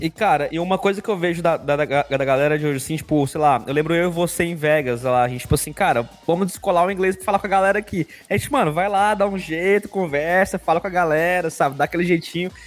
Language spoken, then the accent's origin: Portuguese; Goiânia, Goiás, Brazil; Eu era de Goiânia